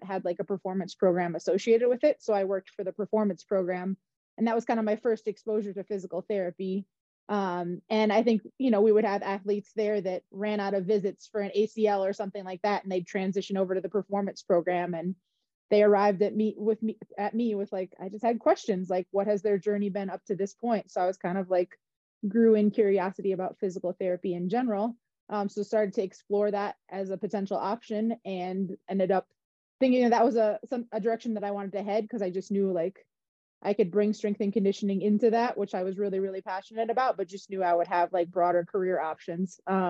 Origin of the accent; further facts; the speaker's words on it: Wisconsin, United States; moved away as an adult; also born or lived in Durham, North Carolina; now in Houston, United States; So I grew up in Wisconsin and ended up going to undergrad at University of Wisconsin, Milwaukee.